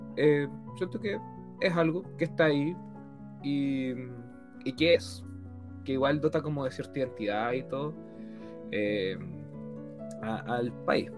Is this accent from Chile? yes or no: yes; Chile; todos somos chilenos